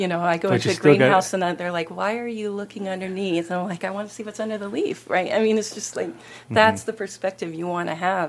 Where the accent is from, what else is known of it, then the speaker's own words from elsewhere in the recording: Oregon, United States; also born or lived in Seattle, Washington / Colorado; I'm in the desert now and I am from Oregon, Seattle, Washington, Colorado.